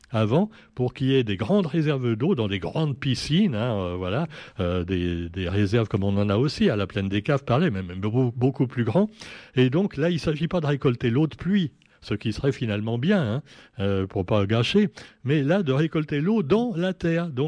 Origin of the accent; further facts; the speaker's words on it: French Guiana; Mais maintenant, on a chez nous, en Guyane également, non pas l'homme qui a finalement bien respecté la nature en Guyane.